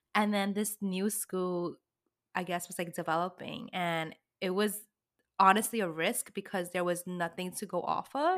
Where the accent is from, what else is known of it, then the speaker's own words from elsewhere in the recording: New York City, New York, United States; also born or lived in Brooklyn; I grew up in the city